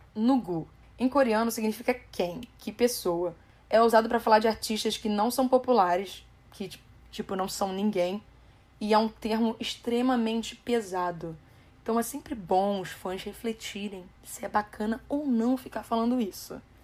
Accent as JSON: {"language": "Portuguese", "country": "Brazil", "said": "nós, brasileiros"}